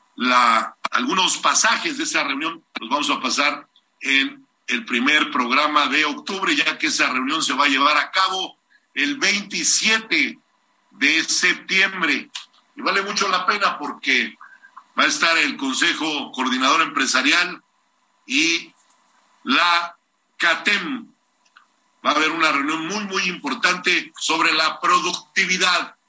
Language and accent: Spanish; Mexico; yo sí me siento muy orgulloso de haber nacido en esta tierra, un país que lo tiene absolutamente todo. El mejor país del mundo se llama México